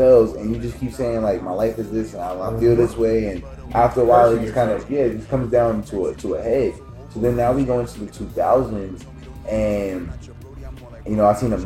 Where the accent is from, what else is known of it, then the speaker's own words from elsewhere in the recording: Newark, Delaware, United States; I grew up in Newark, but I had family that lived over Northside